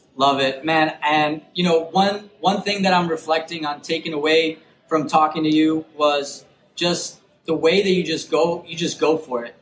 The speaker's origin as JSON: {"language": "English", "town": "Chicago", "region": "Illinois", "country": "United States", "said": "I'm, I'm from Chicago"}